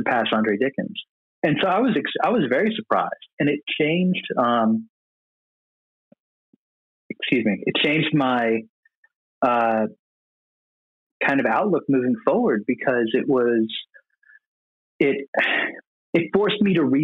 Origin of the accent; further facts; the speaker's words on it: Atlanta, Georgia, United States; I'm from Atlanta